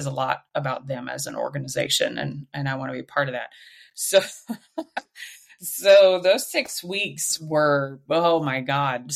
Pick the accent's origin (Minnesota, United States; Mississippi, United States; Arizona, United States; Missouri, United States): Missouri, United States; Southwest; I grew up in Southwest Missouri, very, very rural town, very rural